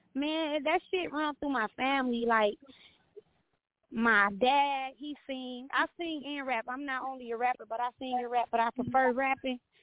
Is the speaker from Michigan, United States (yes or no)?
yes; Saginaw, Michigan, United States; moved away as an adult; also born or lived in Detroit, Michigan; now in Dallas, United States; I was born and raised in Saginaw. I moved to Detroit. Detroit damn near raised me.